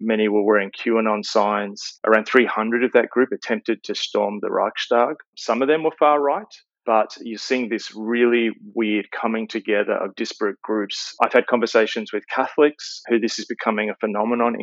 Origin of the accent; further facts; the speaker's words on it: Australia; As an Australian